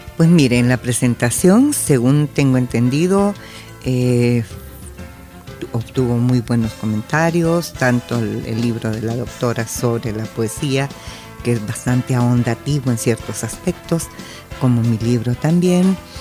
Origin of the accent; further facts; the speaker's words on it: El Salvador; somos salvadoreños